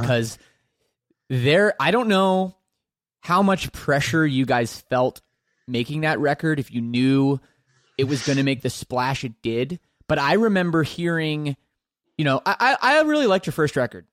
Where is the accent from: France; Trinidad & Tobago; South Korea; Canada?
Canada; I'm Canadian